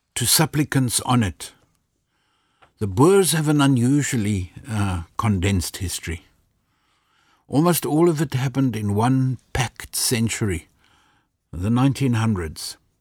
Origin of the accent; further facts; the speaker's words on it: South Africa; moved away as an adult; I left South Africa